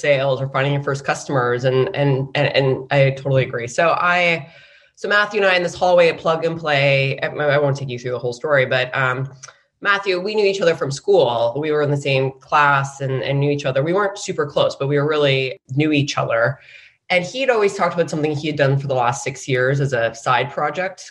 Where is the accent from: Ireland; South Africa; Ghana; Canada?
Canada; moved away as an adult; also born or lived in San Francisco, United States; I grew up in Canada and I came down to the US for business school